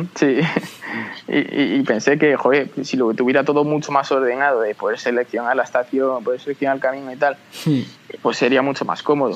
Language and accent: Spanish; Tres Cantos, Community of Madrid, Spain; somos de Tres Cantos, una ciudad a unos 20 kilómetros de Madrid